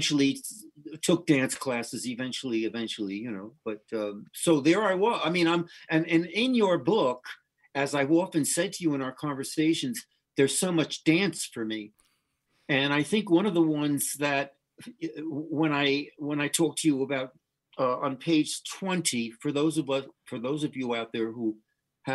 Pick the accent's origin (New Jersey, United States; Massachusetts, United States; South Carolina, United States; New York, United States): New Jersey, United States; I grew up in New Jersey, very close to Manhattan.